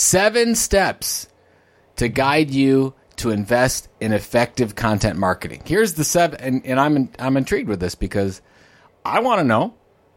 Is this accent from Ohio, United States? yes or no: yes; Ohio, United States; I'm from Ohio.